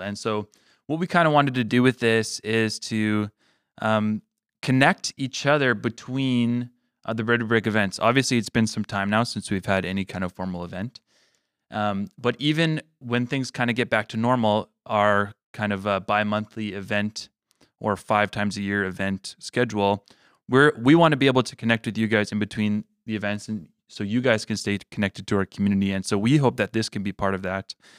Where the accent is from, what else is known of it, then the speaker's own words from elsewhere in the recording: Manitoba, Canada; also born or lived in Regina, Saskatchewan; I was born there. And I, but I was raised here in Manitoba